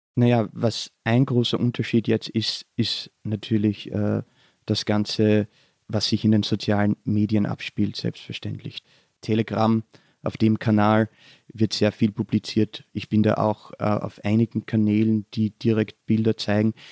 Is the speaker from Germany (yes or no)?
no; southern Styria, Austria; moved away as an adult; now in Vienna, Austria; Ich bin äh, in der Südsteiermark in Südösterreich aufgewachsen